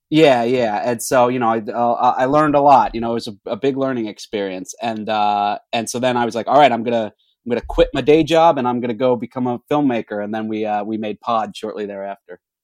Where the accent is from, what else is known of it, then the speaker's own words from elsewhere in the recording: Orlando, Florida, United States; now in Los Angeles, United States; I'm from Orlando, Florida, and I uh, grew up making movies.